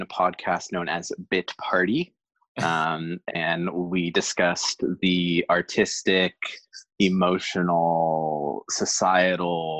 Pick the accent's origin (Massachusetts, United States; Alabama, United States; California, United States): California, United States; San Diego; moved away as an adult; also born or lived in Tacoma; now in Seattle, United States; we grew up in San Diego, and so it's easy to compare because that's the only other city I've really lived in.